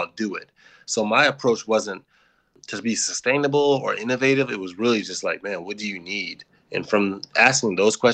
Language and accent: English; Waukegan, Illinois, United States; I grew up in Waukegan, Illinois